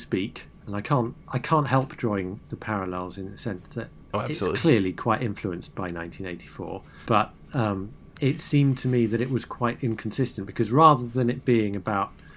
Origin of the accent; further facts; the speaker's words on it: United States; as an American